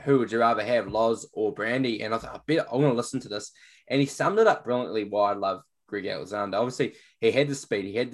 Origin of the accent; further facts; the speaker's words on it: New Zealand; being a Kiwi as well